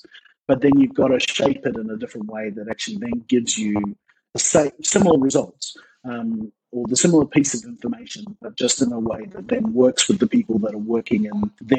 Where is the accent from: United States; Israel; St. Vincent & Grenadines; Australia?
Australia; also born or lived in New Zealand / South Africa / United Kingdom / Malaysia; now in Canada; So I'm originally from New Zealand, but grew up in Australia for 15 years, and then back to New Zealand. And then since there, I've lived all over the world.